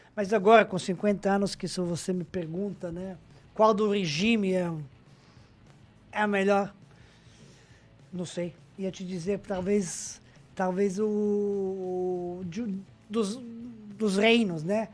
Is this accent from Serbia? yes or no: yes; Majdanpek, Serbia; Portuguese is a second language; moved away as an adult; also born or lived in Brazil; nasci na cidade pequena, em Maidanpec